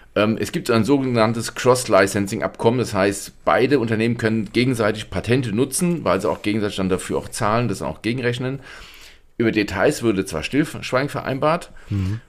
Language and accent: German; Germany; bei uns in Deutschland